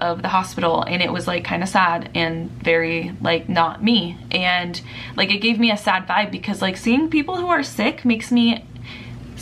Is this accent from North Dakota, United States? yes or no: no; Southern California, United States; I'm from Southern California